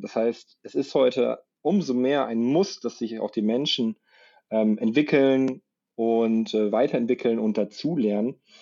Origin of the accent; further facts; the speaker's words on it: Saarbrücken, Saarland, Germany; now in Munich, Germany; wohne im schönen München, komme gebürtig aus Saarbrück